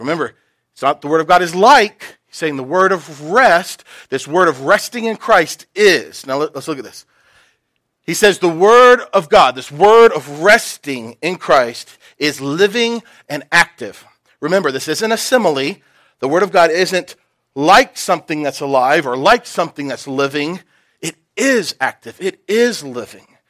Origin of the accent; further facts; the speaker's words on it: Knoxville, Tennessee, United States; I grew up in Knoxville